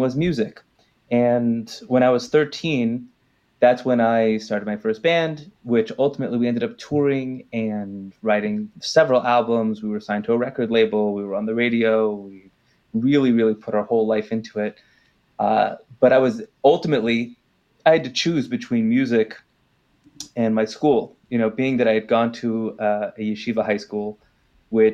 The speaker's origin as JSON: {"language": "English", "town": "Los Angeles", "region": "California", "country": "United States", "tie": "born or raised there", "moved": "yes", "lives_now": "Jerusalem, Israel"}